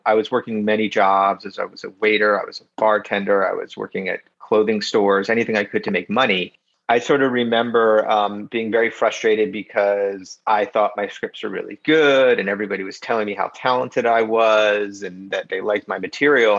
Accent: Philadelphia, Pennsylvania, United States; we grew up in in South Philly, and my dad worked in South Philadelphia his whole life

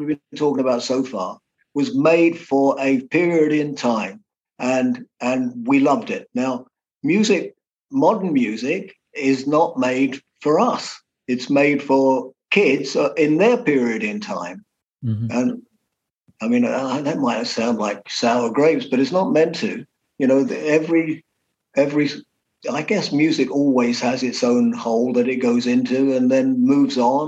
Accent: London, United Kingdom; we came from London, so we were Liverpool people, but we weren't

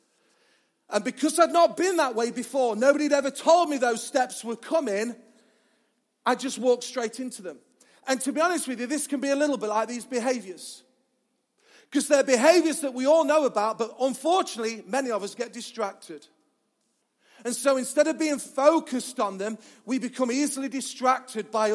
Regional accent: Mansfield, East Midlands, United Kingdom; I'm from Mansfield, that's how they talk as well.

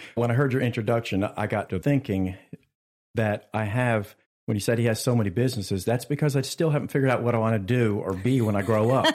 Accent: Richlands, North Carolina, United States; I grew up in Richlands, right down the street

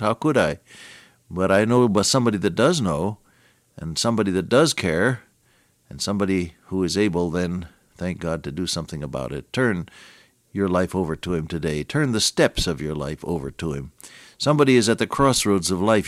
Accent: Santa Clara, California, United States; I was born in Santa Clara, California

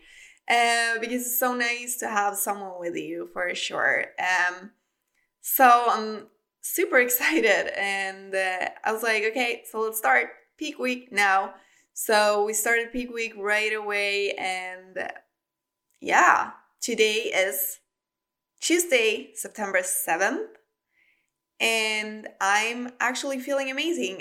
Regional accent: Sweden; accent: Swedish; English is a second language; moved away; also born or lived in Spain

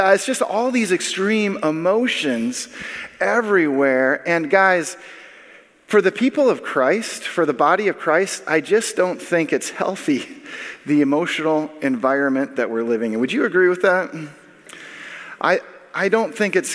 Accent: Minnesota, United States; now in Illinois, United States; I was born and raised in Minnesota

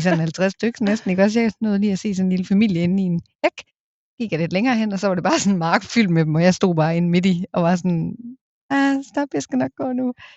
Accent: a small town outside Aalborg, North Denmark Region, Denmark; virkelig følt opvokset i en mm. lille by udenfor

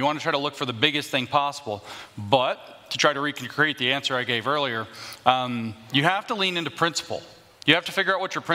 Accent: the South, United States; I'm a Southerner

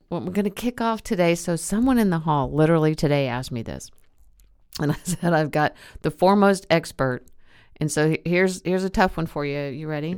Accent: the South, United States; We're from the South

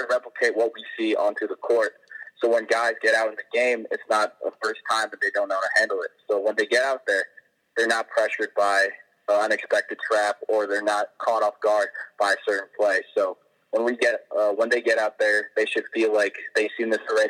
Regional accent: East Coast, United States; also born or lived in California; I was born on the East Coast, so I've lived on the East Coast my entire life

